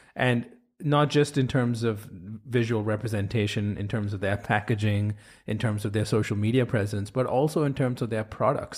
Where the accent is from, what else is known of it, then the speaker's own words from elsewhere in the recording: India; moved away; I grew up in India